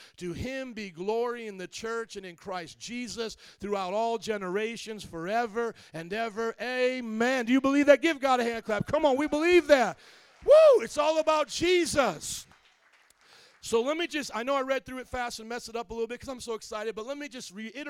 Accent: Indiana, United States; moved away as an adult; also born or lived in New Orleans; now in Chicago, United States; my hometown, from Indiana

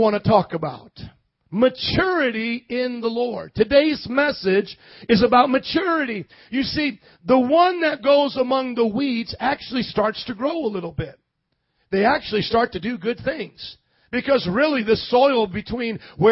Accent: Indiana, United States; moved away; I grew up in Indiana

